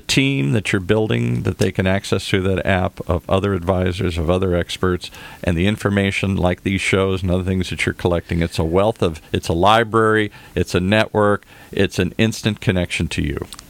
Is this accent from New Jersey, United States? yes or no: no; Detroit, Michigan, United States; I grew up in the Midwest, hardworking people